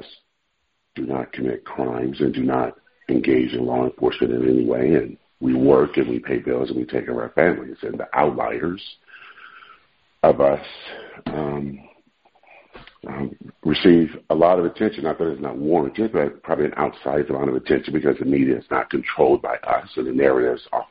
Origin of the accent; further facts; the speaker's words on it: Oakland, California, United States; I grew up in East Oakland, California